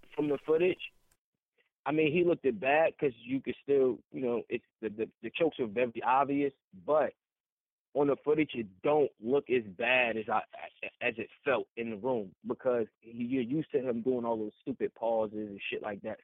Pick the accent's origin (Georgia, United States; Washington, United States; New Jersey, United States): New Jersey, United States; East Orange; I'm from East Orange. I ain't from North